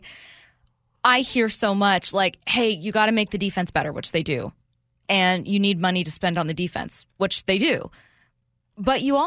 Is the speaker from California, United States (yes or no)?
no; SeaTac, Washington, United States; I am from Washington State. I grew up in SeaTac.